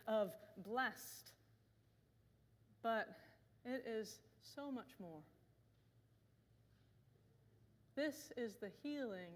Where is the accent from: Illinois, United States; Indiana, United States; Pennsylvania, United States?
Indiana, United States; Bloomington; moved away; my hometown of Bloomington, Indiana